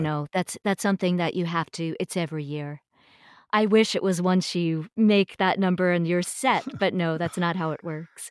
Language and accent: English; eastern Long Island, New York, United States; also born or lived in Niagara, New York; my parents had moved downstate when I was growing up, so I pretty much grew up uh, out on eastern Long Island